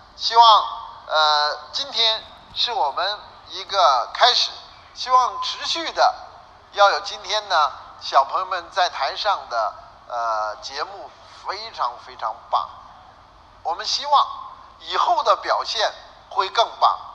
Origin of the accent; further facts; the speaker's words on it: Beijing, China; 我在北京就更清楚了